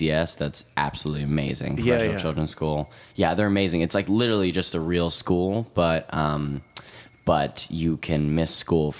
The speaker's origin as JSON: {"language": "English", "town": "New York City", "region": "New York", "country": "United States", "tie": "born or raised there", "said": "we grew up in New York"}